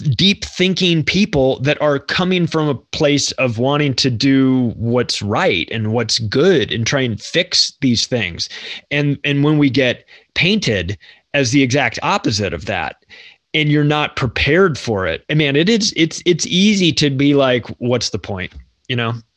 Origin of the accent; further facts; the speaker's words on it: United States; I'm an American too